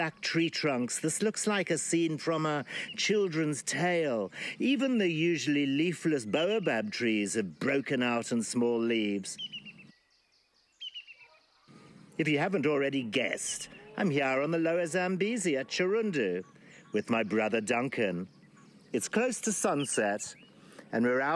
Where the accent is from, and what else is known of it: Zimbabwe; born or raised there